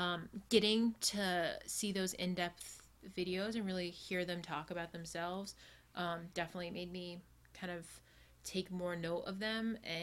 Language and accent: English; Oregon, United States; I was born in Oregon.